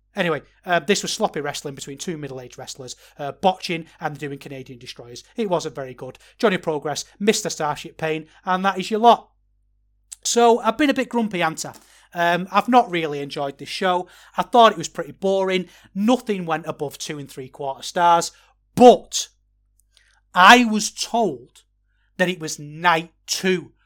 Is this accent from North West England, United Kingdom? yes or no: yes; Manchester, North West England, United Kingdom; also born or lived in Liverpool; I'm from Manchester